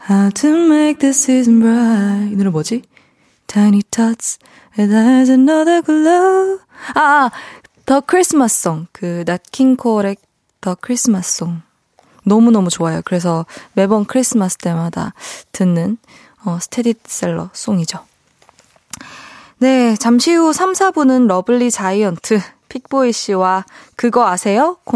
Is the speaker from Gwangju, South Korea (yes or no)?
no; Busan, South Korea; 제가 그 부산에서 태어난 건 아니고 어 부산에서 이제 초중고를 나오다 보니까 그 이제 친구들이랑 있으면은 부산 사투리가 살짝 나오긴 하는데